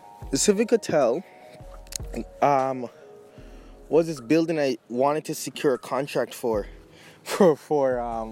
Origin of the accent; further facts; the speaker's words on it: Jamaica; moved away; also born or lived in Surrey, British Columbia; I grew up with in Jamaica